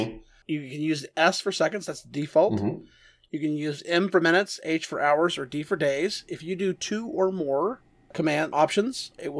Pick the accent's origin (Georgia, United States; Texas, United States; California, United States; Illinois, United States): Texas, United States; Dallas; I'm from Dallas